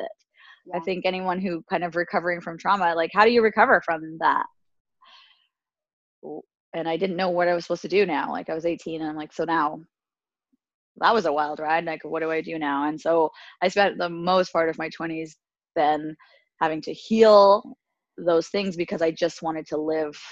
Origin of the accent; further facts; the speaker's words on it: Alberta, Canada; I'm Canadian. I was born and raised in Alberta, Canada, and my family comes from Tunisia, North Africa